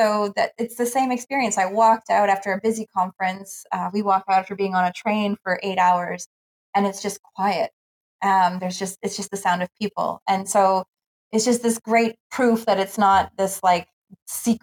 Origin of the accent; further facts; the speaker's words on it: Canada; we come from Canada